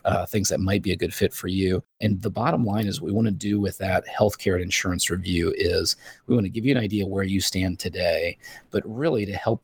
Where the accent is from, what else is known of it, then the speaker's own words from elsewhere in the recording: Northern Indiana, United States; I grew up in Northern Indiana